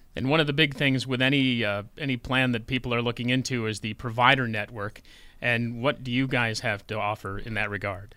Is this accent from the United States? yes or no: yes; Orleans County, New York, United States; I'm from Orleans County too